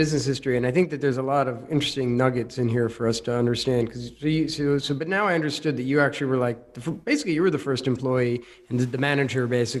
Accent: United States; I grew up in America

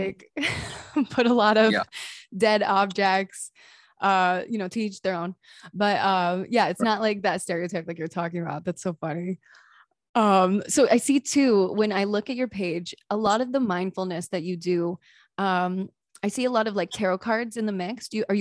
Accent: East Coast, United States; now in California, United States; I'm originally from the East Coast

